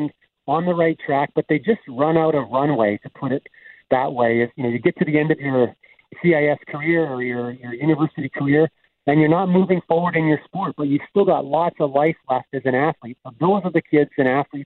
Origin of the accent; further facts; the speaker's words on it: Winnipeg, Manitoba, Canada; also born or lived in Deloraine, Manitoba; spent a lot of time in Winnipeg growing up